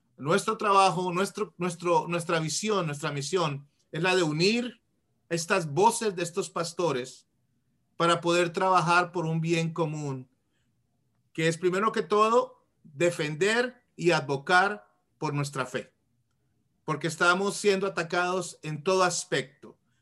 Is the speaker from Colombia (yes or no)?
yes; Colombia; moved away as an adult; now in Washington, D.C., United States; Vivo en Washington, D.C., cerca de Washington, D.C., original de Colombia. Uh, ah, inmigré a los Estados Unidos cuando tenía como 19 años